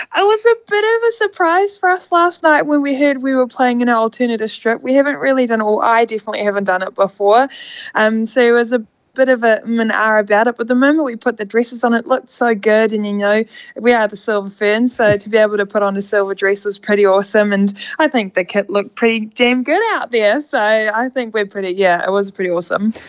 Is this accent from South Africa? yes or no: yes; South Africa; now in New Zealand; my home country